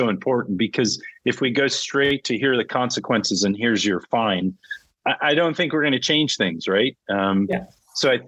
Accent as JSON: {"language": "English", "region": "California", "country": "United States", "tie": "born or raised there", "said": "I'm a Californian. I was born and raised in California"}